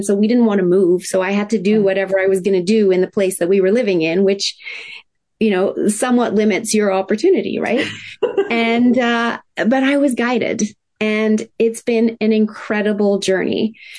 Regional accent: Tokyo, Japan; And I was raised in Tokyo, Japan in the 70s, in the height of manufacturing plants spewing out toxins.

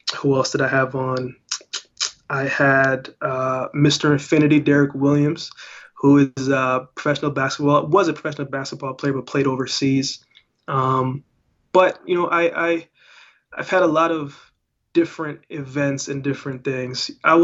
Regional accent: Jamaica; born there; I was born in Jamaica, so a lot of dancehall, a lot of reggae, hip hop, rap, R&B.

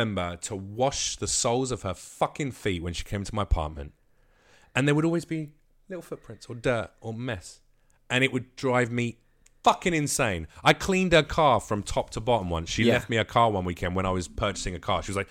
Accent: London, United Kingdom; lads in London

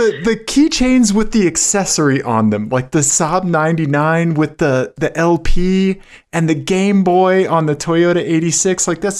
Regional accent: Missouri, United States; I'm from Missouri and I can't say anything correct.

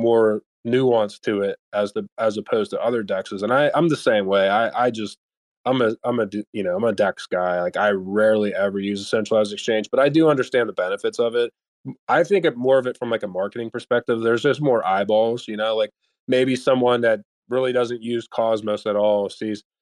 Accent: United States; being an American

